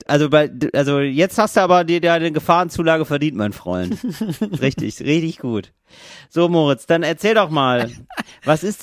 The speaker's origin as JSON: {"language": "German", "region": "Northern Germany", "country": "Germany", "said": "ich komme aus Norddeutschland."}